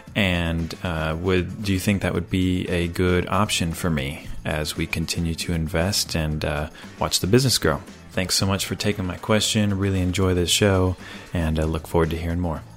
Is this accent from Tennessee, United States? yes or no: yes; Greenville, Tennessee, United States; I'm from Greenville, Tennessee